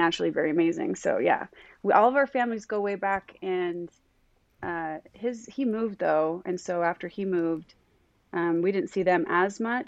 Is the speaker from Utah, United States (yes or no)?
yes; Stansbury Park, Utah, United States; I was 4 when we moved to Stansbury Park